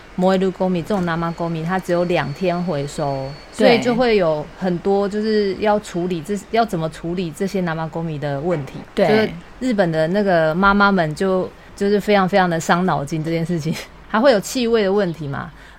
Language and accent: Chinese; Taiwan; now in Japan; 因为我们台湾人的话，我们是自己要跑，然后去丢垃圾。